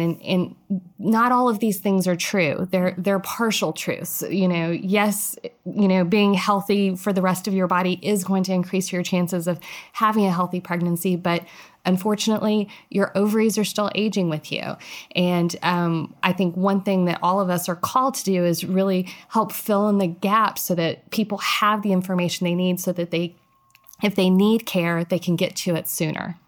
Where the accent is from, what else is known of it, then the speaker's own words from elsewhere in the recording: Central Texas, United States; also born or lived in Minnesota; I am a Texan true and true. I grew up in Central Texas